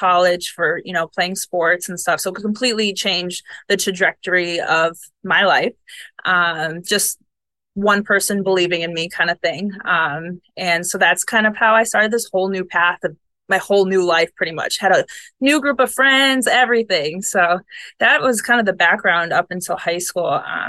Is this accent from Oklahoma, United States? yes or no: no; Buffalo, New York, United States; now in Florida, United States; I do miss the seasons. I'm from Buffalo, so...